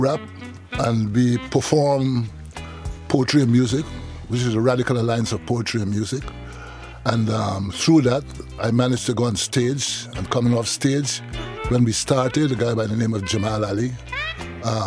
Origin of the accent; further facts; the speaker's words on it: England, United Kingdom; growing up in England